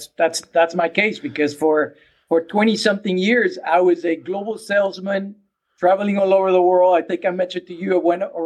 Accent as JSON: {"language": "English", "country": "Mexico", "second_language": "English", "moved": "yes", "lives_now": "United States", "said": "30 years ago, I came from Mexico, and I wish I had someone like me helping me to get started."}